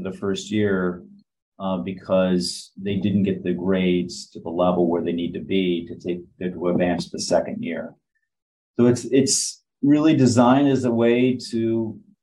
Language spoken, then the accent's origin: English; Michigan, United States; moved away; also born or lived in Chicago; I grew up in Michigan